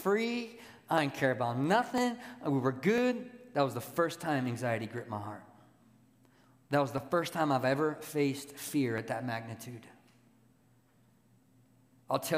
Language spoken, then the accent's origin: English; California, United States; now in Oak Ridge, United States; I'm from California